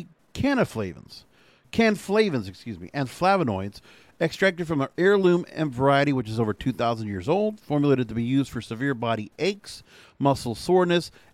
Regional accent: near La Belle, Florida, United States; moved away; La Belle, Florida, which is only about 45 minutes from where my hometown was in Belgrade.

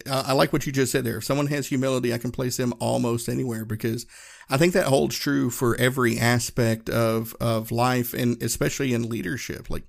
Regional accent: the South, United States; I grew up in the South. We said y'all and folks, and it was very kind of informal.

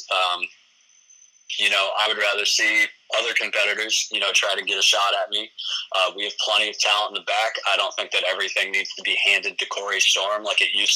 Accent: New Albany, United States; my hometown of New Albany

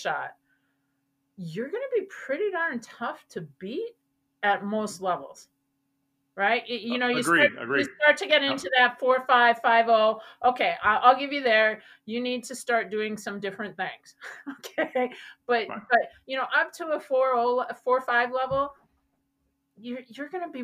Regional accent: Wisconsin, United States; moved away; I'm originally from Wisconsin

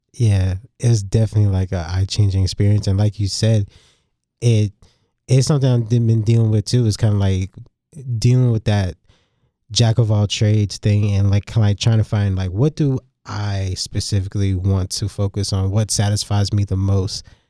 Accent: New York City, New York, United States; Growing up in New York City, being surrounded by both Jamaicans and Italians

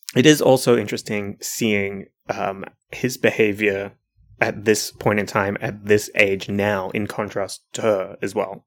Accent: New Zealand; as a New Zealander

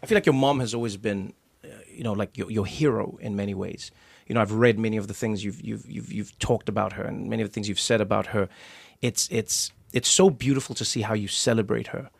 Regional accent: South Africa; moved away; because I grew up in South Africa, I grew up watching rugby.

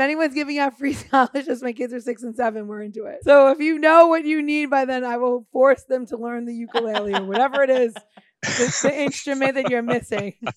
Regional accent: New York, United States; moved away as an adult; now in Washington, DC, United States; I've lived here almost half my life and I'm from New York

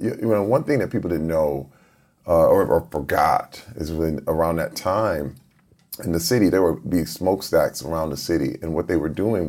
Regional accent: Flint, Michigan, United States; Growing up in Flint, Michigan, it was in the middle when the auto industry imploded. I was around 10 years old, and then the crack epidemic happened at the same time.

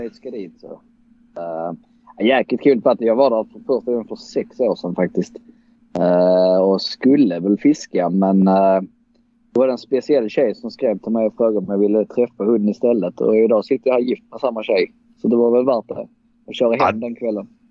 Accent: Dalby, Skåne, Sweden; also born or lived in Gothenburg; jag är faktiskt född i Göteborg men vi flyttade snabbt ner till Skåne igen eh, där mamma är från. Eh, och bosatte oss då i Dalby

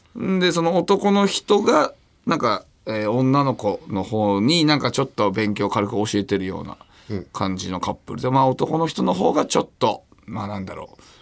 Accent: Hokkaido, Japan; 俺北海道の人間

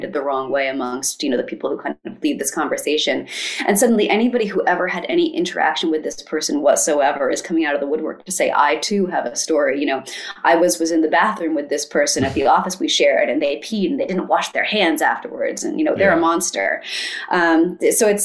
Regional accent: United States; my life as an American

